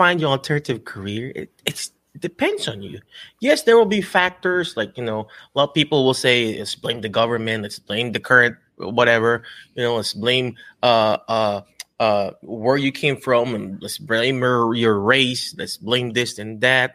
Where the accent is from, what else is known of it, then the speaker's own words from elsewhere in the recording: Philippines; accent: Filipino; English is a second language; now in United States; I'm Filipino